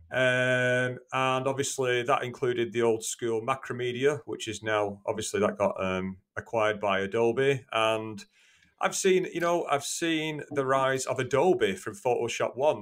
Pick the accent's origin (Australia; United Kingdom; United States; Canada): United Kingdom; Greater Manchester, North West England; I'm from Greater Manchester in the U K.